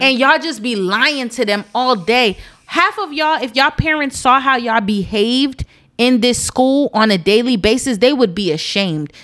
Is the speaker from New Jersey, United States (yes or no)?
yes; East Orange, New Jersey, United States; I'm not a hood baby, but I'm from East Orange, New Jersey.